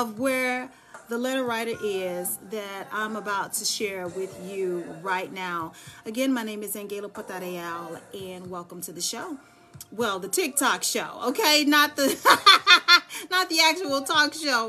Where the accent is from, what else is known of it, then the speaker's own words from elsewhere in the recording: Dallas, Texas, United States; now in Charlotte, United States; I'm from Dallas, Texas